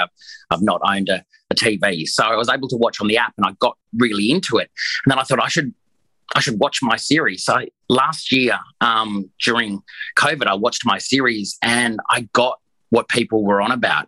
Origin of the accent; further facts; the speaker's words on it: Queensland, Australia; I'm a Queenslander